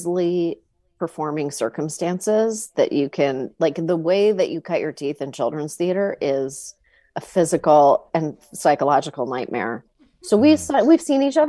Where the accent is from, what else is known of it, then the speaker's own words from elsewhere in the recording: Canada; I grew up in Canada